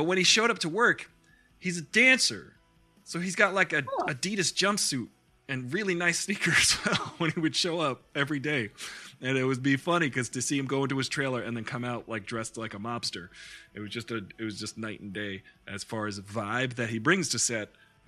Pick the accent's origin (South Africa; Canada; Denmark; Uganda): Canada; Like, I'm Canadian.